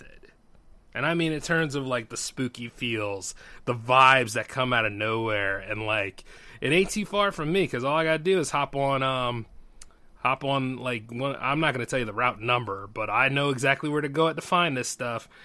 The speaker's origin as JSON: {"language": "English", "region": "Delaware", "country": "United States", "tie": "born or raised there", "said": "my home state"}